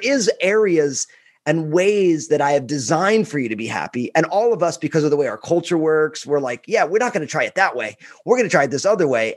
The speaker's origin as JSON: {"language": "English", "region": "New Jersey", "country": "United States", "said": "I'm all Italian from New Jersey"}